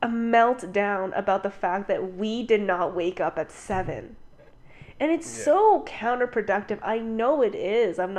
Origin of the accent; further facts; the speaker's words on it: Canada; I was born and raised in Canada